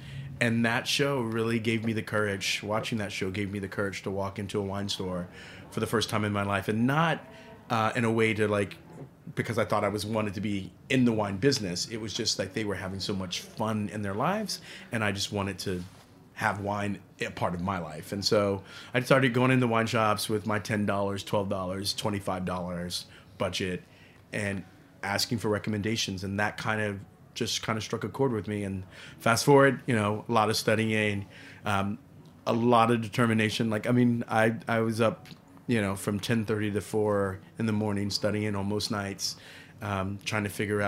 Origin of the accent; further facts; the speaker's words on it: San Antonio, Texas, United States; also born or lived in Trenton; I was living in San Antonio. My mother, I was born in Trenton, New Jersey. My mom was really, she fell in love with Texas.